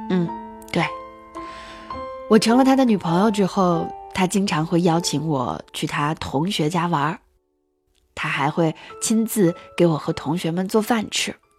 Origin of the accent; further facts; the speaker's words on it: Hainan Tibetan Autonomous Prefecture, Qinghai, China; moved away as an adult; 我老家在青海省的海南藏族自治州。我们的村子啊，是那种特别闭塞的小地方。